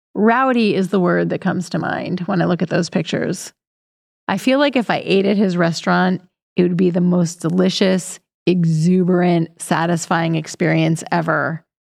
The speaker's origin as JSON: {"language": "English", "region": "Pennsylvania", "country": "United States", "tie": "born or raised there", "said": "my hometown in Pennsylvania"}